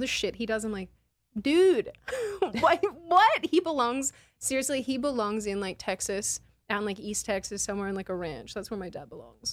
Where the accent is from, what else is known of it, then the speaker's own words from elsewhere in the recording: Australia; moved away; my, my home state